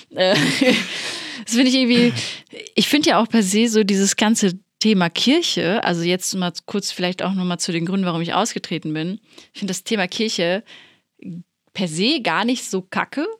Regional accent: Plettenberg, North Rhine-Westphalia, Germany; accent: Ruhrpott slang; das Sauerland, wo ich herkomme, Plettenberg, liegt ja schon eher so Richtung Ruhrpott gelegen. Deswegen habe ich ja auch so ein bisschen diesen Slang manchmal drin

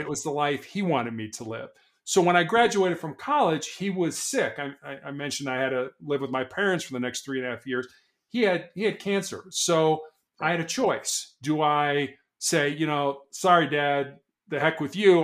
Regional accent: Chicago, Illinois, United States; moved away; also born or lived in Charleston, South Carolina; born and raised in Chicago

